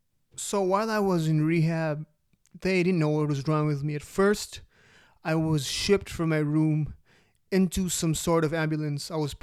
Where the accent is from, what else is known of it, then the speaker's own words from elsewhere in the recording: Philippines; also born or lived in Dubai; And I moved to a new country, my home country, Philippines, from Dubai.